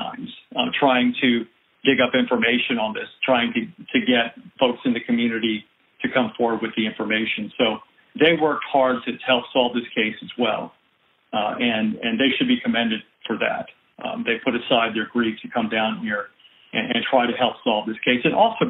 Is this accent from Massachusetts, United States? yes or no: no; Pennsylvania, United States; born there; now in New Orleans, United States; I was born in Pennsylvania. I came down here to New Orleans to go to Loyola University.